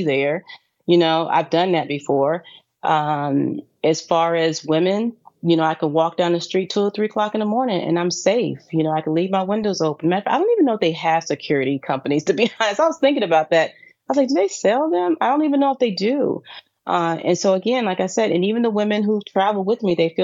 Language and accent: English; Raleigh, North Carolina, United States; moved away as an adult; also born or lived in Charlotte, North Carolina; now in Dubai, United Arab Emirates; I actually grew up in Raleigh, North Carolina